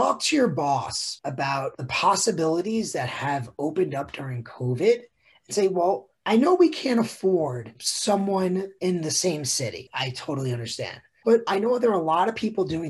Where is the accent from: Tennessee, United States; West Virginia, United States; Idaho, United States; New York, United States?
New York, United States; growing up in New York